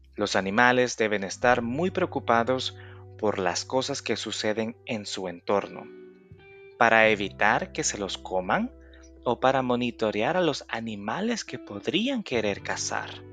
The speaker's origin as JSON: {"language": "Spanish", "country": "El Salvador", "said": "Yo soy de El Salvador, país del Bitcoin"}